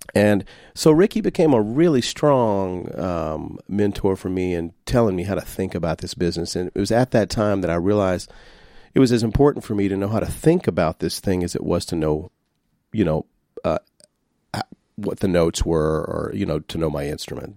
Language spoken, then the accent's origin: English; Shreveport, Louisiana, United States; I'm from Shreveport, Louisiana